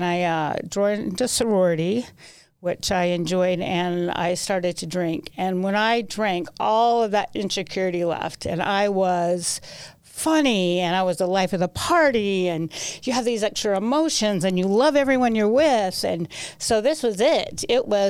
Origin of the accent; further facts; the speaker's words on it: Salt Lake City, Utah, United States; I was born in Salt Lake. Went to Cottonwood High School, had a pretty good childhood